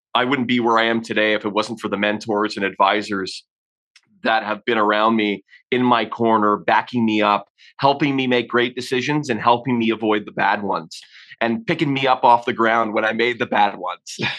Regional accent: Hamilton, Ontario, Canada; moved away as an adult; also born or lived in Orlando, Florida; now in Calgary, Canada; kid growing up in Ontario, you typically don't head west of Ontario. You know, I'd never left uh, the province

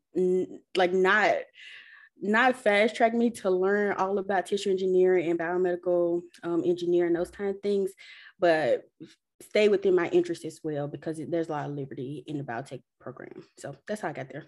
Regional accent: Ruleville, Mississippi, United States; moved away as an adult; I grew up in Rowville, which is predominantly Black

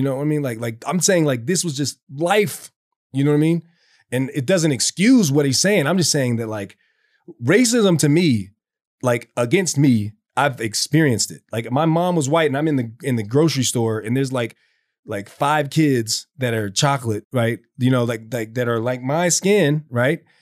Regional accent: the South, United States; me growing up in the South

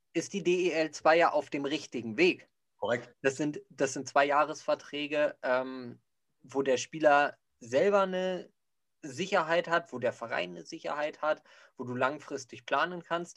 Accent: Bavaria, Germany; bei uns in Bayern

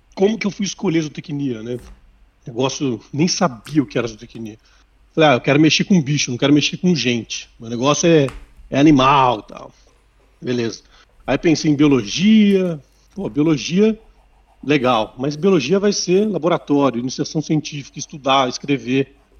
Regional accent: Sorocaba, São Paulo, Brazil; moved away as an adult; also born or lived in Botucatu; eu sou de Sorocaba, minha família é de lá, nascido e criado em Sorocaba

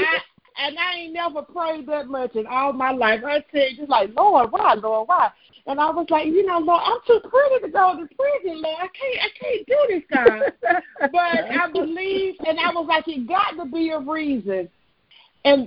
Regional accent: Southern Pines, North Carolina, United States; I'm originally from Southern Pines, North Carolina. I've been born and raised in North Carolina

